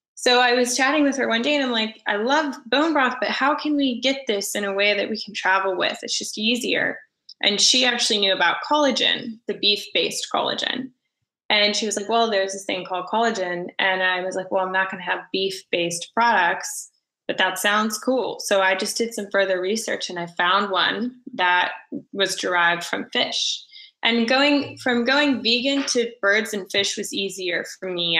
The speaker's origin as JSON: {"language": "English", "town": "Orlando", "region": "Florida", "country": "United States", "tie": "born or raised there", "also_born_or_lived": "St. Augustine, Florida", "moved": "as an adult", "lives_now": "Los Angeles, United States", "said": "I grew up in Orlando and then I went to school in St. Augustine"}